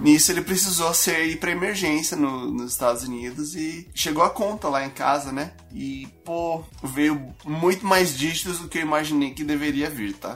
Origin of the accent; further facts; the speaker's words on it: Brazil; moved away; also born or lived in United States; como brasileiro no exterior